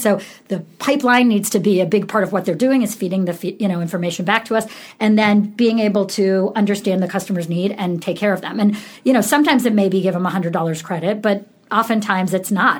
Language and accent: English; Syracuse, New York, United States; I grew up in Syracuse, New York, and it was a really cold, boring place to grow up